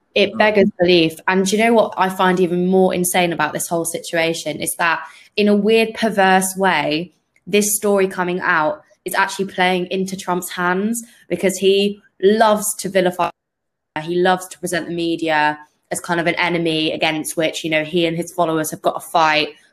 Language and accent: English; United Kingdom; as a British person